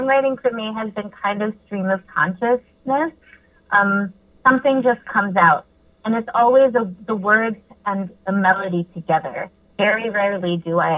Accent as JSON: {"language": "English", "town": "Memphis", "region": "Tennessee", "country": "United States", "tie": "born or raised there", "said": "I grew up in Memphis, Tennessee, which is just in general a music town."}